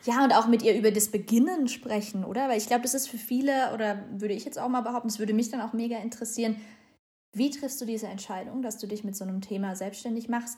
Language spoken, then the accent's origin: German; Germany; bei uns in Deutschland